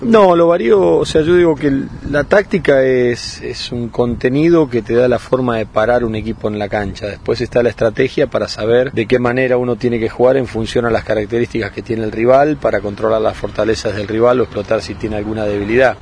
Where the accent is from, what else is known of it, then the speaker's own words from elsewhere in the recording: Colombia; yo quiero ser entrenador en mi país y no, y no ser periodista. Y por eso si trabajo en el periodismo, en la rama periodística en, Colombia